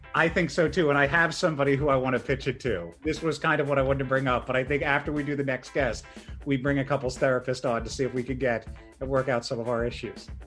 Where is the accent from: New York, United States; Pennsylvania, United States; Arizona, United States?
Pennsylvania, United States; Churchville; I grew up in Churchville, Pennsylvania.